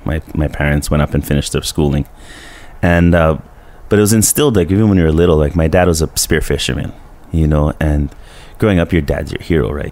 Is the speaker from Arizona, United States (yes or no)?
no; Colorado, United States; now in Honokaa, United States; because we grew up in Colorado, basically, you know, from 5 to 10 is your younger exploration.